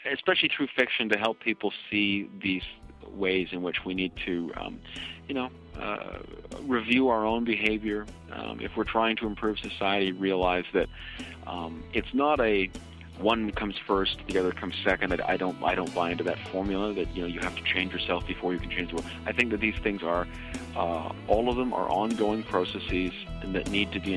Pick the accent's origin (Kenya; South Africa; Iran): Kenya; now in Canada; in my own political experiences uh, as a Kenyan Canadian, I've you know, I've worked with various groups across Canada